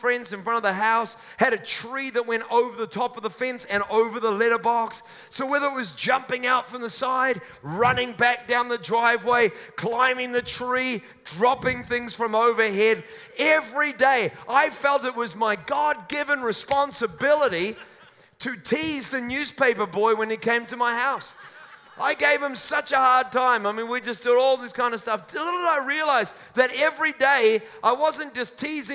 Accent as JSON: {"language": "English", "region": "Auckland", "country": "New Zealand", "tie": "born or raised there", "also_born_or_lived": "Mount Roskill, Auckland", "said": "When I was a child, when I was born, my family lived in a house in the suburb of Hillsborough in Auckland."}